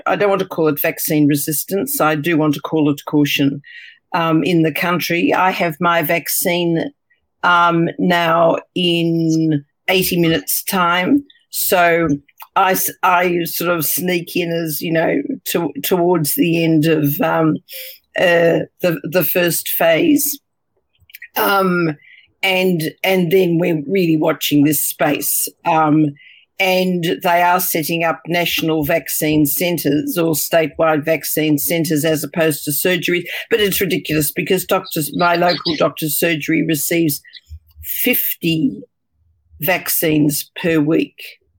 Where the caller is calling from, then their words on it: Australia; I'm calling from the Southern Hemisphere. I'm actually physically in Australia at present